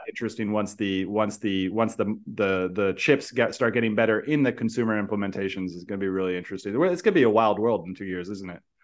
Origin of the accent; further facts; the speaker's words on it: San Francisco, California, United States; moved away; I grew up in San Francisco. I still love it, but also I moved away